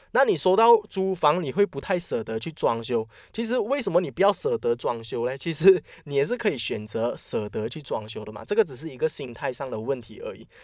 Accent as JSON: {"language": "Chinese", "country": "Malaysia", "said": "我们马来西亚人都习惯讲五百千"}